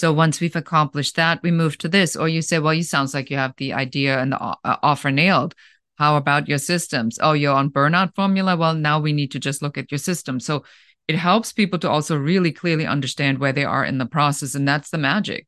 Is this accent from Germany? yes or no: yes; Germany; accent: German; English is a second language; moved away as an adult; now in Los Angeles, United States; originally, I'm from Germany, so you might still hear a little bit of an accent there